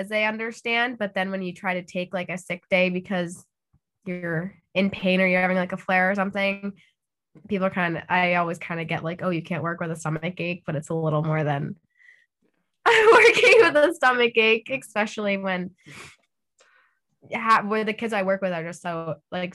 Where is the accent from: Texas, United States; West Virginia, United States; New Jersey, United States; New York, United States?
New York, United States; I'm from New York in the States